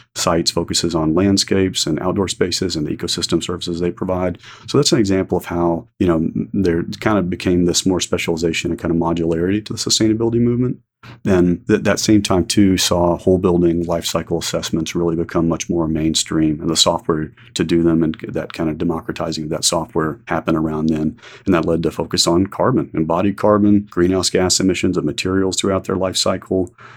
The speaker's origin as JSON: {"language": "English", "town": "Houston", "region": "Texas", "country": "United States", "tie": "born or raised there", "said": "I grew up in Houston"}